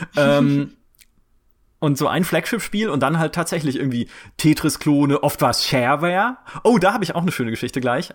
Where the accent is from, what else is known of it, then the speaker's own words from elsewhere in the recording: Karlsruhe, Baden-Württemberg, Germany; ich komme aus Karlsruhe